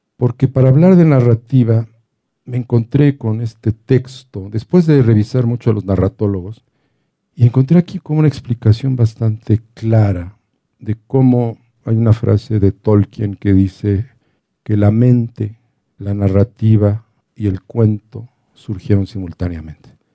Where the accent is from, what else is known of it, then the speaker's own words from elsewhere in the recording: Mexico City, Mexico; yo soy el del DF